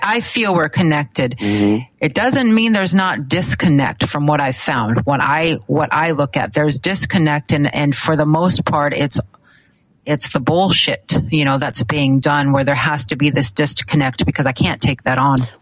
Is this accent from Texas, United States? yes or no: no; Alaska, United States; I grew up here in Alaska